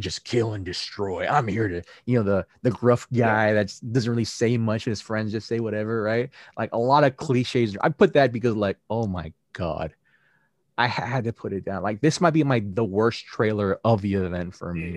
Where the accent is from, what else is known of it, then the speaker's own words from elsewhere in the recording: United States; us as Americans, even though I'm Asian American